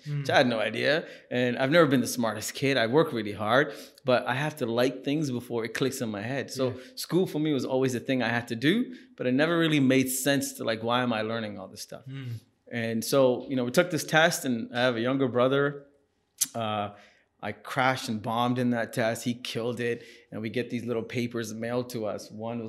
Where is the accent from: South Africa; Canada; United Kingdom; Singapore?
Singapore; But, you know, when you're growing up in Singapore, this is the 80s, it's also one of the most racist places to be in.